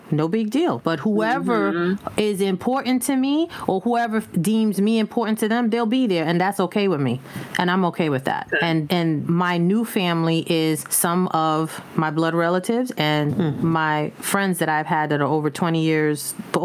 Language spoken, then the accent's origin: English; New York City, New York, United States; growing up in the Bronx, I mean, it was a whole crew of us.